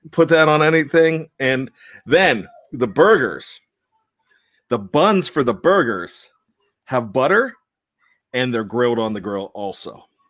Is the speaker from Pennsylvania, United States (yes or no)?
yes; Johnstown, Pennsylvania, United States; I grew up in Johnstown, Pennsylvania, went to Richland High School